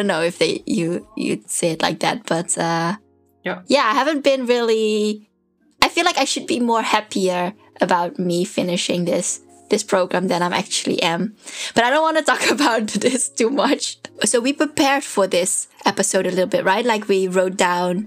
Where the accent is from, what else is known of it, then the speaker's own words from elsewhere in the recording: Netherlands; moved away; I was from the Netherlands and also from this very small town, like our shops closes at 6 or 7